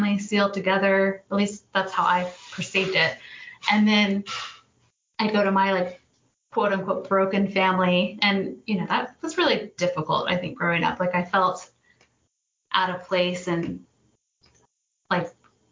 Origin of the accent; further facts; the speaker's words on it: Northern Virginia, United States; I grew up in Northern Virginia. So I mean, I was born here and raised here